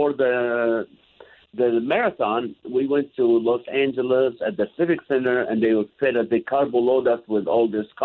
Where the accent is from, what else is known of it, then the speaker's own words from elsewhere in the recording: Kuwait; moved away; also born or lived in Israel; we lived in Kuwait back when I was born in Israel, moved to Kuwait